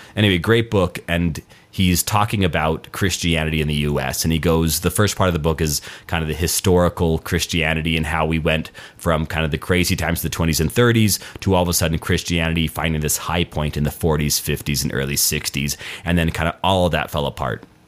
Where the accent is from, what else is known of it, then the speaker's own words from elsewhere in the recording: Albuquerque, New Mexico, United States; moved away; Albuquerque, my hometown